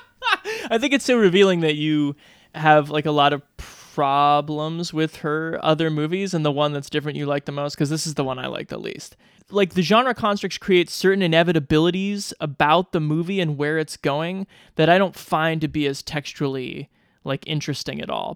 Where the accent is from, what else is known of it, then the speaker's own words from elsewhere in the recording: Great Plains, United States; I come from the plains, I come from German and Norwegian farmers